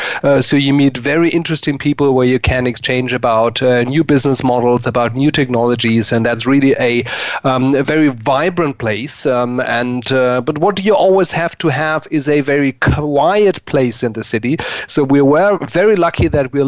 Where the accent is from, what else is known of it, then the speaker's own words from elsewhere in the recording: Frankfurt, Hesse, Germany; English is a second language; moved away as an adult; also born or lived in Munich / Hamburg; now in Berlin, Germany; I was born in Munich, was grown up in Frankfurt, lived near Hamburg for more than 20 years